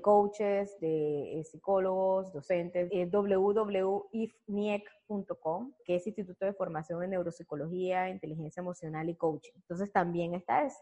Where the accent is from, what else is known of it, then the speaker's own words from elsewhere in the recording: Barranquilla, Atlántico, Colombia; todos mis clientes de Barranquilla, que es de donde soy